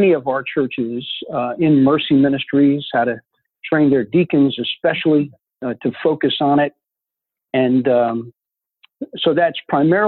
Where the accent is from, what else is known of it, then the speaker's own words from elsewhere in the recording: Newark, New Jersey, United States; also born or lived in Memphis, Tennessee; I was born in Memphis. And then they broke up. And my father put my mom and us kids on the train. And he sent us up to my grandparents in New Jersey and Newark